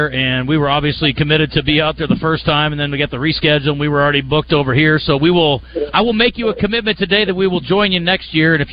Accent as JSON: {"language": "English", "town": "Kansas City", "region": "Missouri", "country": "United States", "said": "I'm from Kansas City."}